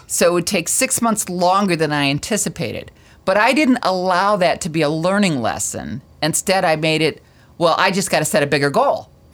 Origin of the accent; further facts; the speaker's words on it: Michigan, United States; we're from Michigan